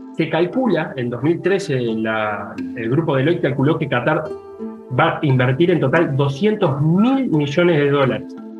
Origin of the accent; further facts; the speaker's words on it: Uruguay; moved away; en Uruguay, de donde vengo